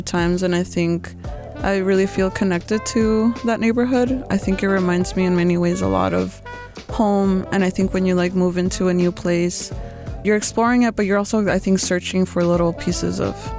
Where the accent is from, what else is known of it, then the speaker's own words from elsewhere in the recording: El Paso, Texas, United States; moved away as an adult; also born or lived in Miami; now in San Francisco Bay Area, United States; growing up in El Paso, Texas, it's a lot more like conservative than here.